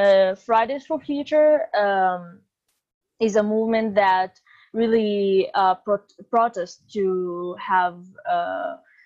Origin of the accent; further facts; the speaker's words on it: Sakhnin, Northern District, Israel; I'm from Sakhnin. It's in the north of Israel